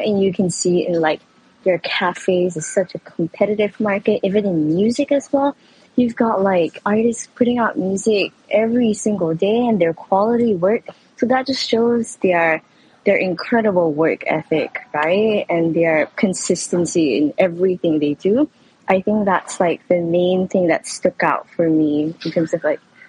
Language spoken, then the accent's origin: English; Kuala Lumpur, Malaysia; moved away as an adult; now in South Korea; I'm in South Korea. Pretty far away from home, as you know, I come from Malaysia.